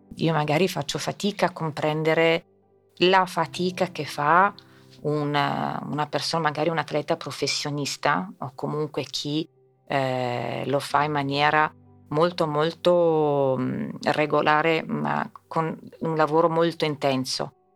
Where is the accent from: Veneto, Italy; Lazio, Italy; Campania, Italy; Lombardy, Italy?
Lazio, Italy; Rome; now in Milan, Italy; ho fatto a Roma? Ho fatto, avendo la nonna americana, ho fatto la scuola americana